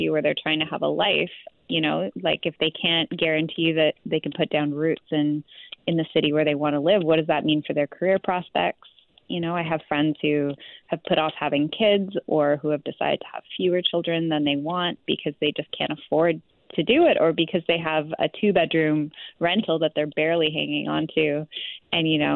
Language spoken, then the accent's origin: English; Vancouver, British Columbia, Canada; as someone who grew up here